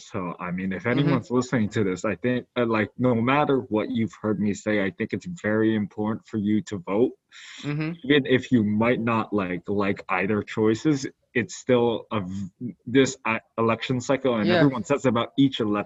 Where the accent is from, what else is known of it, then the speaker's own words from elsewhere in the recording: New York City, New York, United States; we're both from New York City